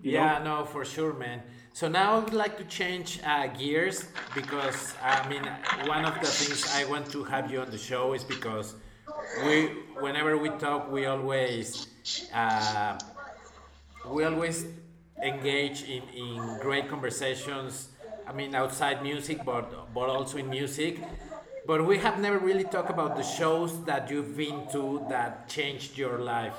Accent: Mexico; I'm from Mexico

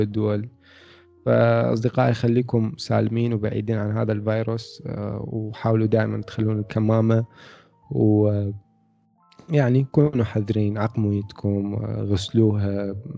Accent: Iraq; عندنا بالعراق

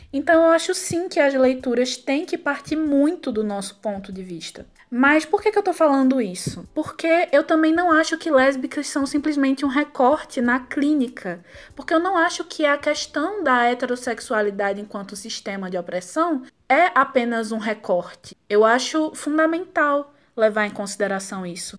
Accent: Pernambuco, Brazil; accent: Pernambucan; sou pernambucana, como dá para perceber pelo sotaque

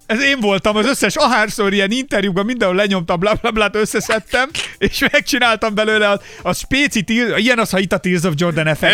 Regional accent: Hungary; én magyar vagyok

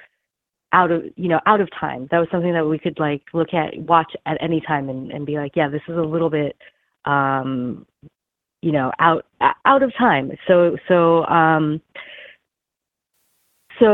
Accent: California, United States; also born or lived in Beijing, China; now in Los Angeles, United States; I moved to the United States, to California, when I was very young

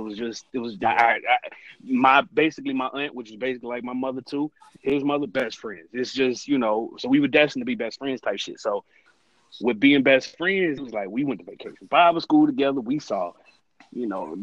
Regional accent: Atlanta, Georgia, United States; I'm from Atlanta.

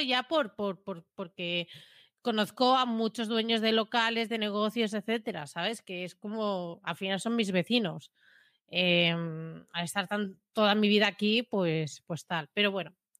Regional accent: Premià, Catalonia, Spain; mi pueblo, conozco a la gente

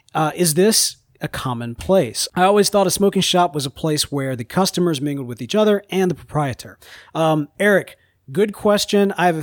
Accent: Mississippi, United States; But we're from Mississippi.

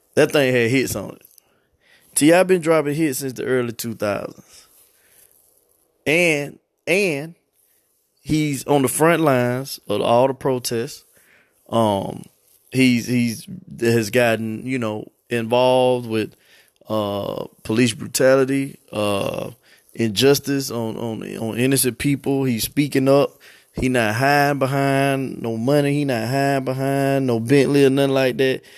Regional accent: Atlanta, Georgia, United States; I'm from Atlanta

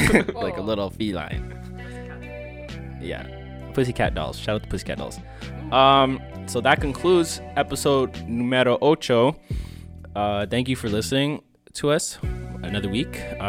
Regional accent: India; I'm Indian, so I'm definitely going with baseball.

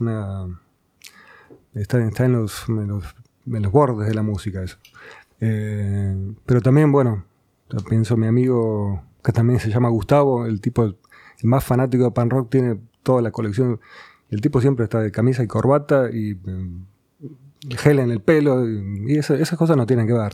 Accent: Banfield, Buenos Aires Province, Argentina; also born or lived in Burzaco; Yo nací en zona sur, nací en Banfield

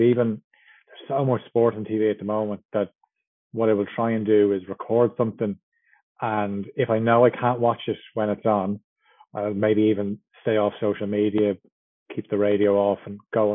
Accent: Dublin, Leinster, Ireland; I'm from Dublin, working in radio probably since about 2006.

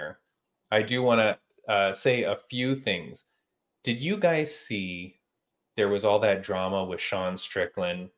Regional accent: Toronto, Ontario, Canada; Toronto, which is, you know, my hometown

